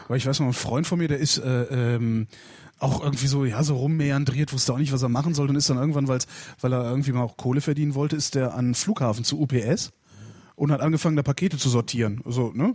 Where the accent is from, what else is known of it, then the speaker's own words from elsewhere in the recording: North Rhine-Westphalia, Germany; aus Nordrhein-Westfalen, wo ich herkomme